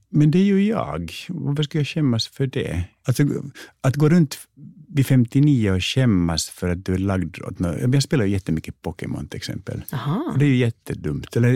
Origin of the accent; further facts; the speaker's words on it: United States; born there; jo, jag föddes faktiskt i Amerika.